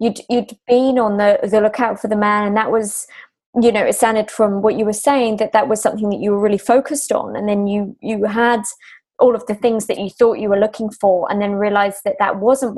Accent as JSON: {"language": "English", "region": "England", "country": "United Kingdom", "said": "I'm English"}